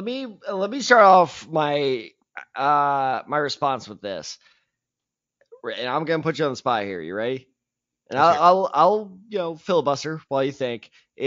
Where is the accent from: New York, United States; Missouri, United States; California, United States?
Missouri, United States; I'm from Missouri